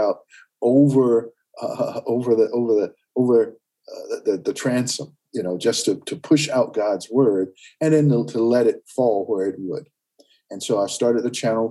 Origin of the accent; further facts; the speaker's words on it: Winston-Salem, North Carolina, United States; moved away as an adult; also born or lived in Hickory, North Carolina; now in Northern Virginia, United States; went to Winston-Salem, North Carolina, which was my hometown